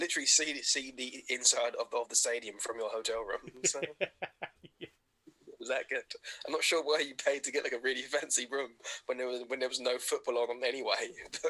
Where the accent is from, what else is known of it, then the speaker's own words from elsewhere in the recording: Bolton, North West England, United Kingdom; I don't even sound like I'm from Essex. I'm from Bolton.